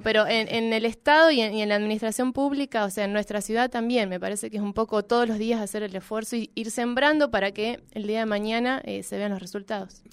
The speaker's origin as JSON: {"language": "Spanish", "region": "Neuquén", "country": "Argentina", "also_born_or_lived": "Buenos Aires", "said": "Soy neuquina, amo mi ciudad"}